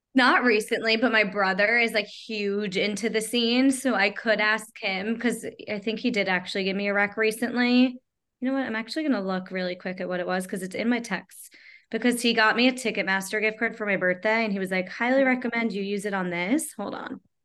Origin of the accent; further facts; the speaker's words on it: Long Island, New York, United States; also born or lived in Manhattan, New York; I grew up in Long Island